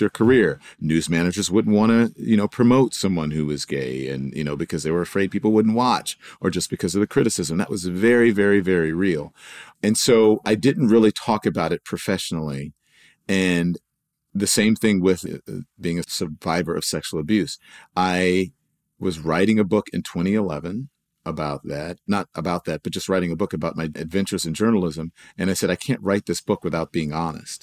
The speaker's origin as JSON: {"language": "English", "region": "Louisiana", "country": "United States", "tie": "born or raised there", "said": "growing up in Louisiana"}